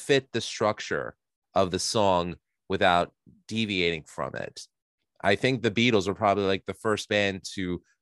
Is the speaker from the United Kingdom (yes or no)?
no; New York City, New York, United States; here in New York, where I was born and raised in Queens